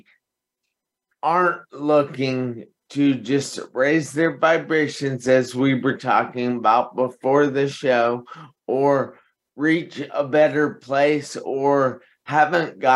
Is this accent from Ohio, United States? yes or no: yes; Piqua, Ohio, United States; I'm from Piqua, Ohio. It is a small town in north of Dayton, Ohio. And so my childhood was fantastic